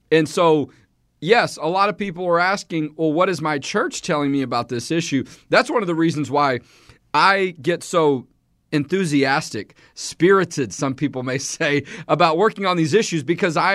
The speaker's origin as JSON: {"language": "English", "town": "Houston", "region": "Texas", "country": "United States", "tie": "born or raised there", "said": "I've lived in Texas all my life. Grew up in Houston"}